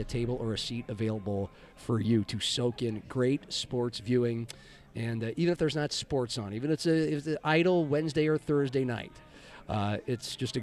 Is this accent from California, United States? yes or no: no; Nebraska, United States; moved away as an adult; also born or lived in Lincoln, Nebraska; now in Lennox, United States; growing up in Nebraska